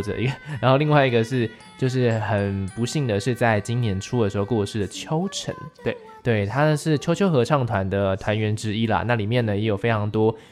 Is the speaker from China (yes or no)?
no; Taiwan; 我们台湾人，哎，都听得懂的台语作品